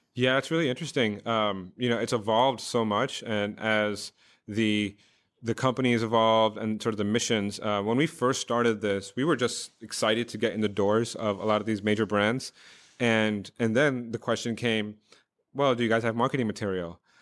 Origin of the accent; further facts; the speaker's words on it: New York, United States; also born or lived in Oxford / India; I grew up in New York